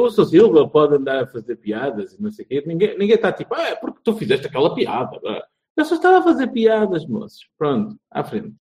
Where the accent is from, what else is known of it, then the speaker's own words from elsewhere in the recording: Paredes de Coura, Portugal; also born or lived in Tui, Galicia; Eu nasci, eh, em Espósito, mas foi muito cedo para a, a vilinha de Paredes de Cor, essa be, belíssima, mítica localidade